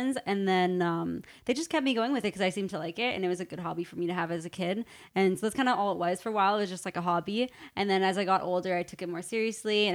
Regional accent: Mississauga, Ontario, Canada; I'm from Mississauga

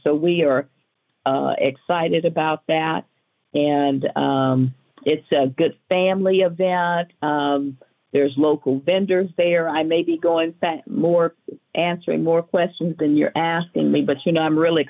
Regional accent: Tulsa, Oklahoma, United States; now in Las Vegas, United States; I am originally from Oklahoma, where we do celebrate Juneteenth. I'm from Tulsa.

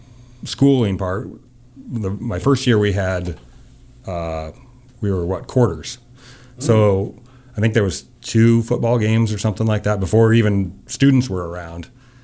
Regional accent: Missoula, Montana, United States; I was from Missoula, you know

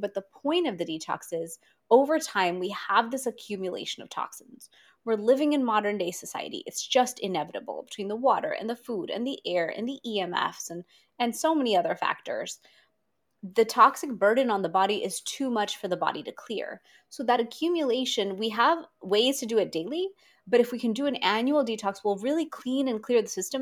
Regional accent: India; as an Indian

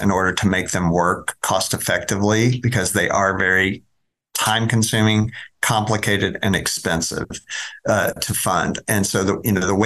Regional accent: Dallas, Texas, United States; I'm a native Dallas site. I grew up over in East Dallas and went to Bryan Adams High School over by White Rock Lake

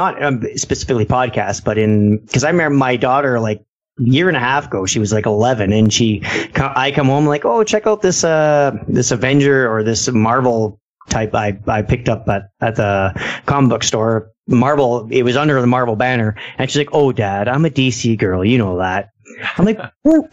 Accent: Ontario, Canada; we're from Canada

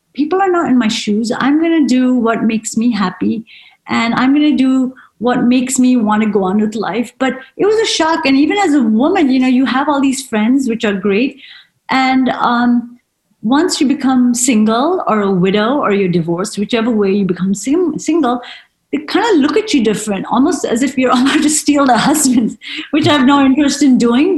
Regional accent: United States; being an Indian woman is that mindset, even though you've lived in America all your life

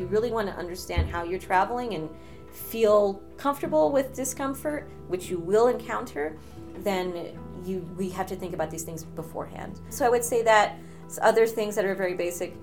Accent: United States; also born or lived in Ecuador (family heritage); now in New York, United States; growing up in the United States, very much aware of my socioeconomic situation and my background and the immigration

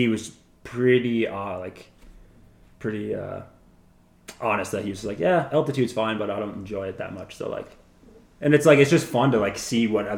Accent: Wisconsin, United States; where I grew up in Wisconsin

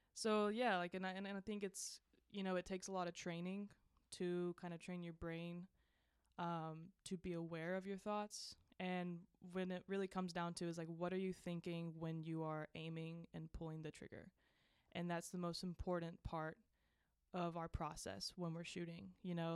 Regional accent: Georgia, United States; moved away as an adult; now in Morgantown, United States; I am from Georgia

